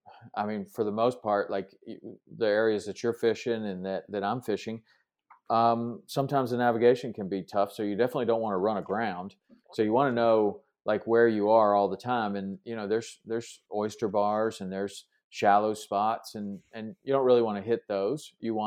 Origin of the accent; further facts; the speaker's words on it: South Carolina, United States; Growing up in South Carolina, we used to do a lot of flounder fishing.